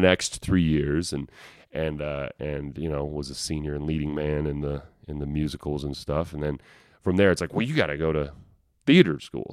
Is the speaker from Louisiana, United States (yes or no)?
no; Denver, Colorado, United States; accent: country twang; moved away as an adult; also born or lived in Burbank, California; I grew up in Denver, Colorado. I was born in Denver in Rose Hospital